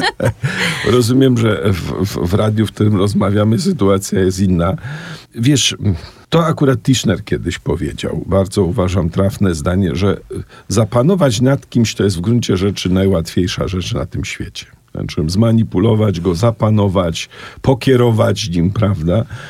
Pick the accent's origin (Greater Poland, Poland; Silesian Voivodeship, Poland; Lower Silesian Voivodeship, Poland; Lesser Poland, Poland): Lesser Poland, Poland; Kraków; also born or lived in Oświęcim; kiedy przeprowadziliśmy się mm, z Oświęcimia do Krakowa Miałem 7 lat. Zamieszkałem w dużym bloku na osiedlu wówczas Widok, dzisiaj Bronowice e, Nowe.